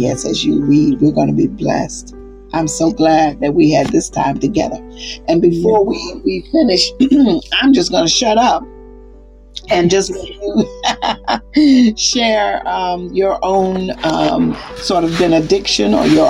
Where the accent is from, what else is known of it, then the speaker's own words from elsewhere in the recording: the South, United States; and I'm from the South. So at 1962, I remember I walked past white schools to get to my school.